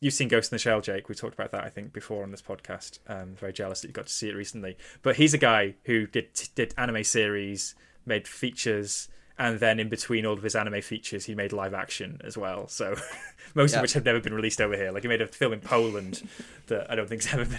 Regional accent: Italy; English is a second language; I grew up in Italy watching Digimon on TV before school, and that's what sparked my interest in anime.

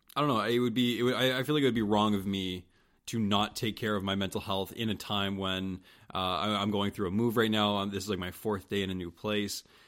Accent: St. Stephen, New Brunswick, Canada; moved away as an adult; now in Halifax, Canada; I wasn't born in Saint Stephen. Uh, but I'll always say that that's my hometown

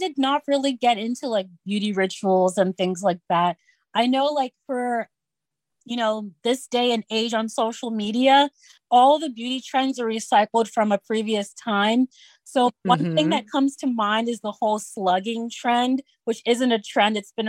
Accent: Kogi, Nigeria; We're from Kogi State, and it's like smack dab in the middle of Nigeria. So we have influence from the south and the north.

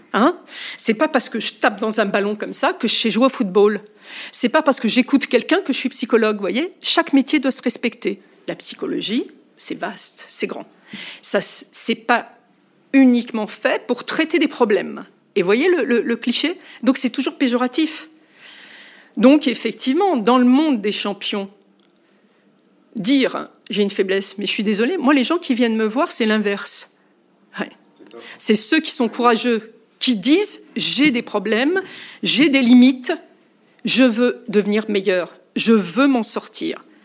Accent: France; chez nous, en France

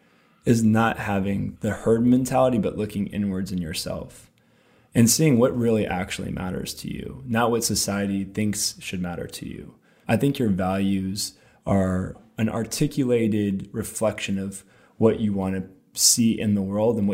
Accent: Alameda, California, United States; also born or lived in Oakland, California; I grew up in Alameda and eventually moved to Oakland

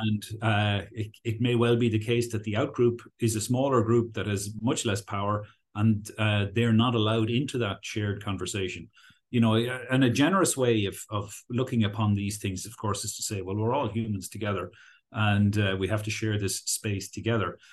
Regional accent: Ireland; accent: Irish; also born or lived in United Kingdom; retained my Irish accent when I was there.

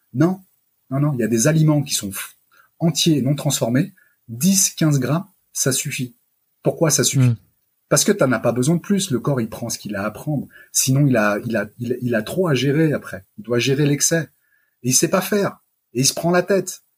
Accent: France; je suis français euh, d'abord, euh, même si je suis d'origine italienne

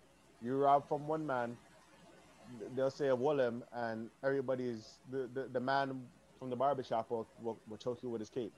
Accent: Toronto, Ontario, Canada; I'm from the West.

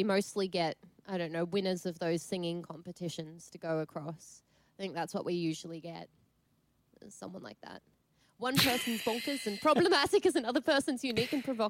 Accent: Hungary; born there; but I come from a European background. So I was born in Hungary, and I have a Hungarian mum, obviously.

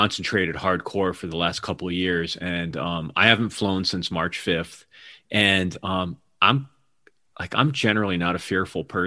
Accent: East Coast, United States; moved away as an adult; also born or lived in New York; now in Seattle, United States; I'm from the East Coast originally, but I'm in Seattle now

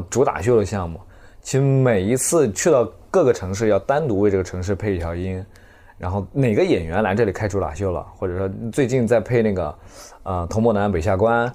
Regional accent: Zhejiang, China; 并且在，在浙江，我是浙江人

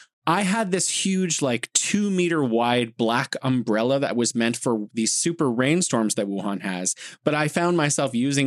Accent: San Francisco, California, United States; now in China; I'm from San Francisco.

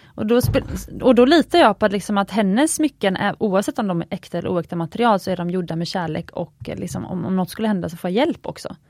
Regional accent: Gothenburg, Västra Götaland, Sweden; jag är uppvuxen i Göteborg

